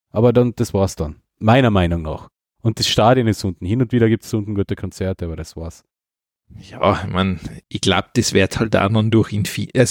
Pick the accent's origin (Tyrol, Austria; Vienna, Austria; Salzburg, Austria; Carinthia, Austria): Carinthia, Austria; Da will ich nicht einmal als Kärntner wirklich hin.